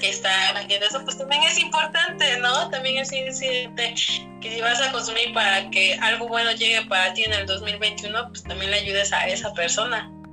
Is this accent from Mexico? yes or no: yes; Mexico; como mexicanos